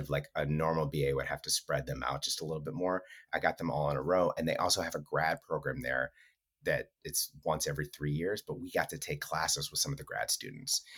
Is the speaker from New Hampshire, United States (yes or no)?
no; Wisconsin, United States; moved away; I'm from Wisconsin